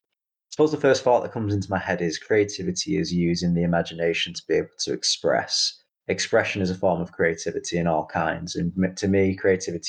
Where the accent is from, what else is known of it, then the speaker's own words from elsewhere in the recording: Manchester, North West England, United Kingdom; accent: Mancunian; also born or lived in India; I was actually born in India, but then brought over to the UK at a very young age in Manchester, hence why I've got the proud Mancunian accent. It was practically born into me there and then, but that's my kind of original origins. And I've always grown up in Manchester